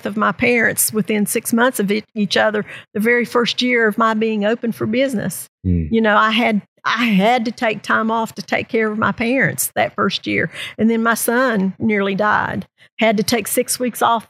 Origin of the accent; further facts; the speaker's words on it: Southern West Virginia, United States; now in Princeton, United States; I grew up in Southern West Virginia